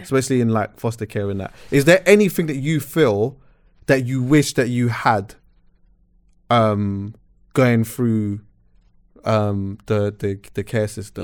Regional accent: England, United Kingdom; Growing up in England

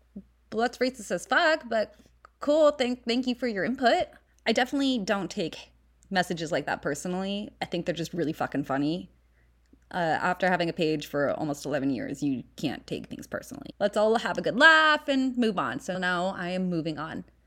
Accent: Los Angeles, California, United States; accent: Valley Girl; I was born and raised in the San Fernando Valley

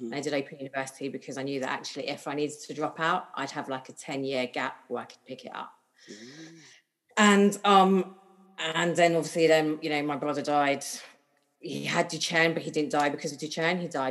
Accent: London, United Kingdom; always born and bred in London, Northwest London, lived here all my life in the same house

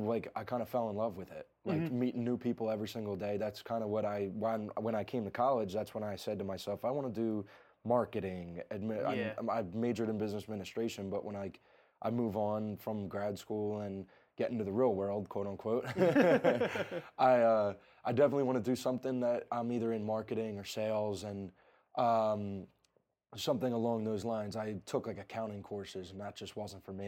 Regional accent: New Jersey, United States; I'm from the South Jersey area

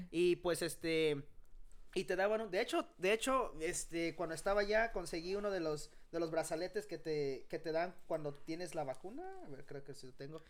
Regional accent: Arlington, Texas, United States; yo soy de Arlington.

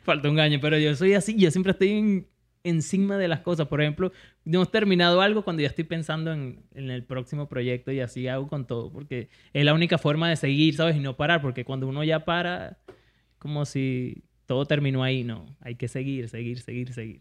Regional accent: Venezuela; moved away; soy venezolano

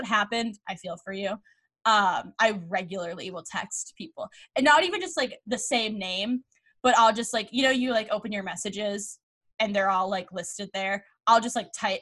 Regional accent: Boston, Massachusetts, United States; I'm from Boston.

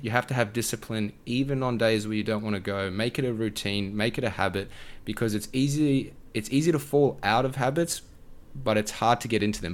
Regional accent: Australia; being an Aussie creator

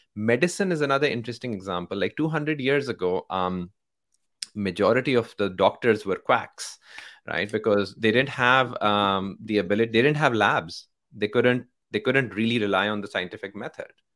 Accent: Pakistan; moved away as an adult; now in San Francisco, United States; I grew up in Pakistan, right? So my, um, born and raised in Pakistan

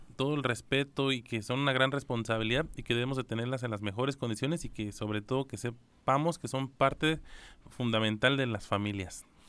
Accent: Mexico; como mexicano

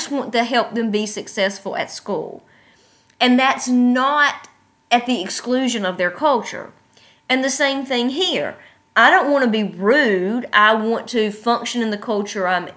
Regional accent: United States; moved away; I am American, and I do act American

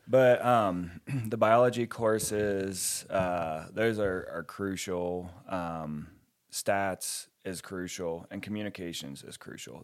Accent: West Virginia, United States; moved away as an adult; also born or lived in Ohio; now in New Mexico, United States; I grew up in West Virginia and Ohio

